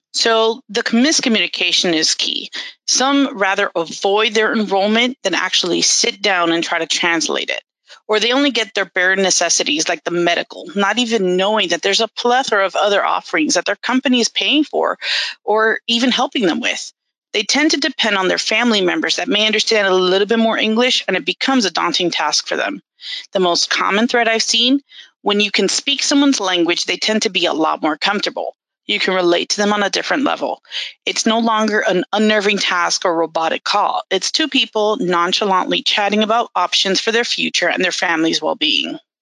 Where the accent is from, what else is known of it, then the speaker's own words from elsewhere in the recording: Miami, Florida, United States; moved away; I was born and raised in Miami, Florida and I lived there for about 30 some years